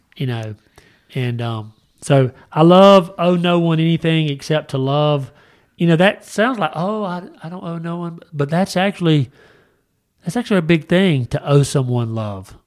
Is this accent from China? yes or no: no; United States; I was raised in America